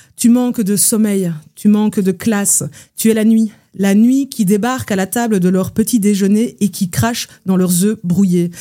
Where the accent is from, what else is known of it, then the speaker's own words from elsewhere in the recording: Belgium; je viens de Belgique